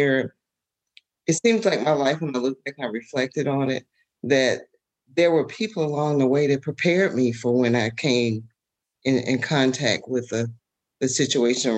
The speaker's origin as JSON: {"language": "English", "area": "Lowndes County", "region": "Alabama", "country": "United States", "tie": "born or raised there", "said": "the community I grew up in Lowndes County"}